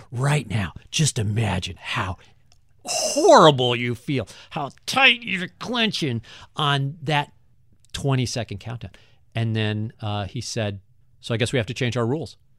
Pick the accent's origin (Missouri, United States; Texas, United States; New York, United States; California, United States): Missouri, United States; St. Louis; I wanted to build something in my hometown that was going to not only show off how cool Saint Louis is